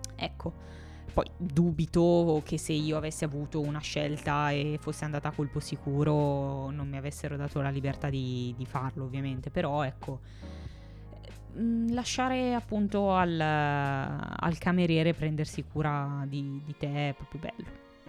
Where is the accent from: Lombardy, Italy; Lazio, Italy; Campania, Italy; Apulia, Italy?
Lombardy, Italy; Milan; siamo nati entrambi a Milano